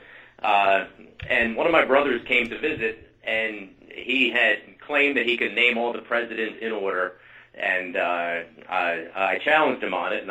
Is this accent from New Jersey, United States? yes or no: yes; New Jersey, United States; I'm from New Jersey